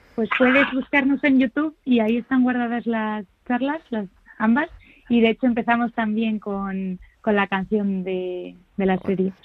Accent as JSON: {"language": "Spanish", "town": "Madrid", "region": "Community of Madrid", "country": "Spain", "said": "quienes somos de Madrid"}